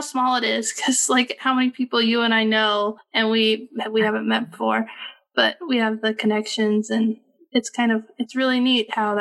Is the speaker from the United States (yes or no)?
yes; California, United States; I grew up in California